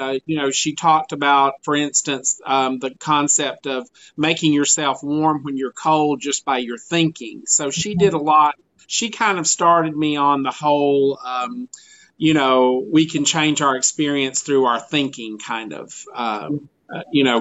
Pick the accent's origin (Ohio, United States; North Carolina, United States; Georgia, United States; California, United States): Georgia, United States; rural; also born or lived in Tucson, Arizona; I grew up here in Georgia, in rural Georgia, actually